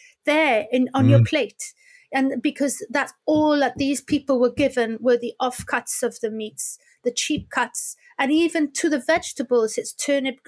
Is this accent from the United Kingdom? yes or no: yes; Wales, United Kingdom; We'd spent so many years as Welsh language and English language groups